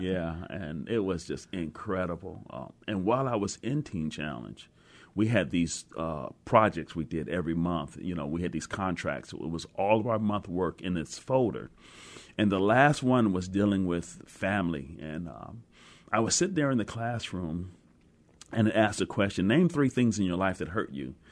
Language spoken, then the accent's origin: English; Cleveland, Ohio, United States; now in Seattle, United States; I grew up in Cleveland, Ohio